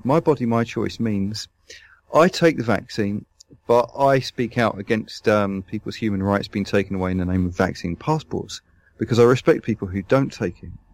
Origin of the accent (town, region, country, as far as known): London, United Kingdom; moved away as an adult